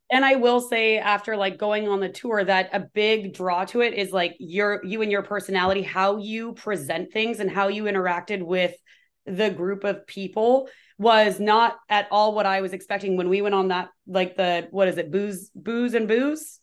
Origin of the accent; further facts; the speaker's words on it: Washington, United States; I'm born and raised in Washington